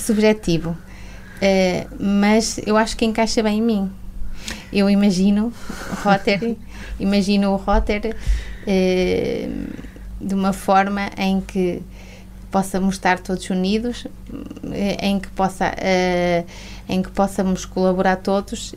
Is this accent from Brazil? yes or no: no; a village near Mirandela, Norte, Portugal; also born or lived in Porto; eu vim para, para a minha terra, não é? Porque eu fiz a minha formação no Porto e, e sou de uma aldeia perto de Mirandela